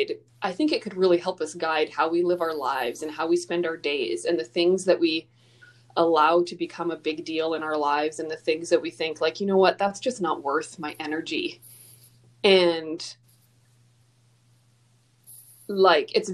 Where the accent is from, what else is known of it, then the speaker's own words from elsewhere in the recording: Alberta, Canada; I'm from Alberta